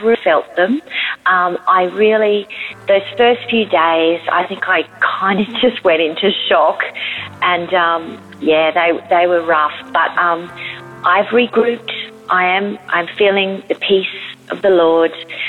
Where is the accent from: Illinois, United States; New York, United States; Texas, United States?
Texas, United States; Houston; I'm … from Houston.